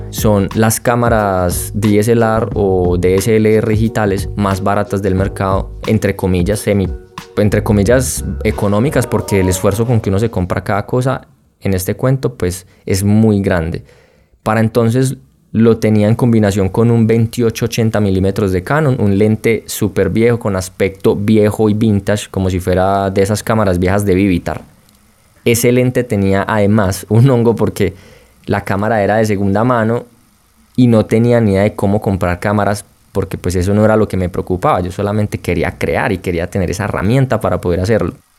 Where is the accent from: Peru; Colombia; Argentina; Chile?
Colombia; como buen colombiano